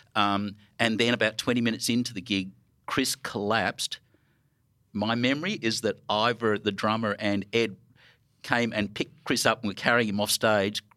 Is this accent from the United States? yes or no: no; Melbourne, Victoria, Australia; I'm from Melbourne